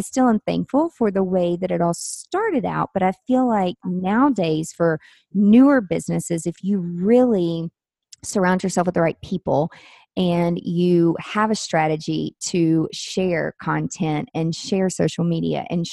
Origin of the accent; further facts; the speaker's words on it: Nashville, Tennessee, United States; I'm from Nashville